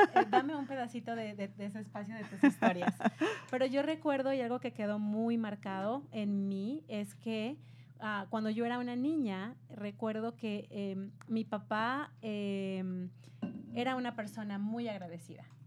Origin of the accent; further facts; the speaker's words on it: Mexico; yo soy de México